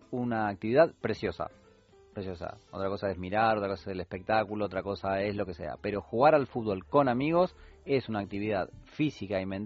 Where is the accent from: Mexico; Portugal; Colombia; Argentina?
Argentina